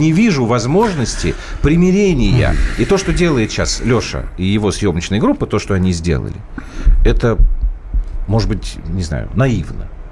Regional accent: Moscow, Russia; я был один москвич.

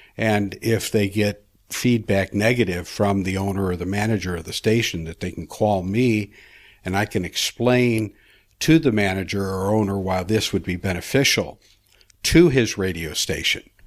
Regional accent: Chicago, Illinois, United States; I was born in Chicago, Illinois, nineteen forty-nine. Uh, unsafe family. We lived in the, uh, poor part of Chicago, in the ghettos

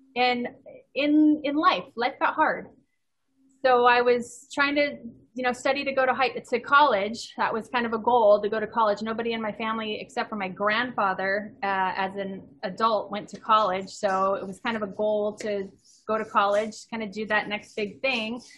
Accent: Ontario, California, United States; I grew up in Ontario, California. It's about 70, 80 miles east

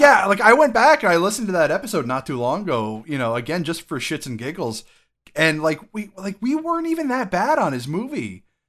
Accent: Connecticut, United States; Connecticut is known for our Hispanic population

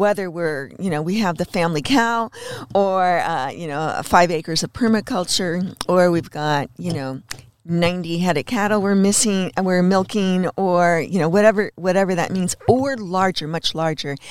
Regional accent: Los Angeles, California, United States; now in Bellingham, United States; I was born in Hollywood

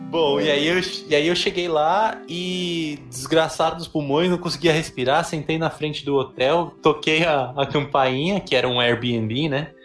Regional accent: Brazil; eu vinha do Brasil

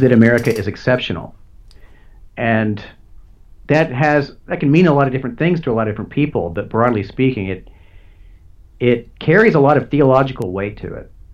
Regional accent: United States; as an American, uh, you know, I'm a proud American

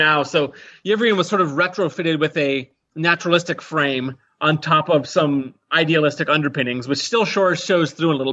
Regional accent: Colorado, United States; accent: generic American; now in Minnesota, United States; I grew up in Colorado, so that's my accent

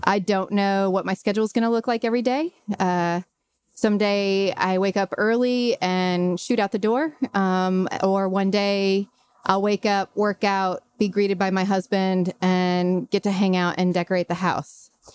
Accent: Brentwood, Tennessee, United States; also born or lived in Chicago; I grew up in Brentwood, went to Scales Elementary

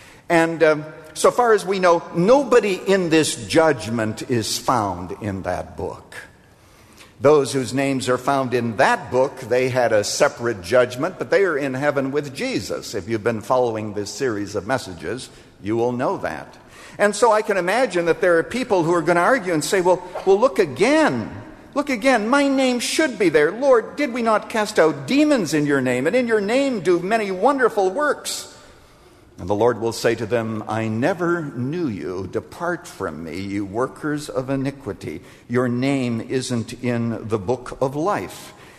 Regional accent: Iowa, United States; We used to do them all the time when we were growing up in Iowa.

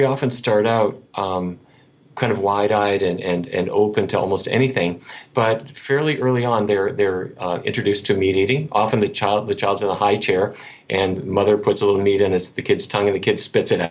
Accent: North Dakota, United States; I grew up in North Dakota.

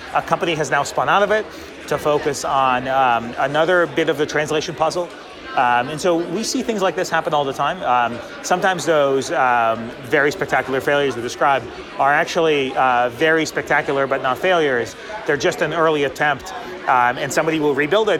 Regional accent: Boston, Massachusetts, United States; I'm a Bostonian

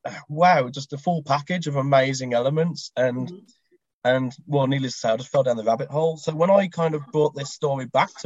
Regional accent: Black Country, West Midlands, United Kingdom; I was born and bred in the Black Country, which is in the West Midlands

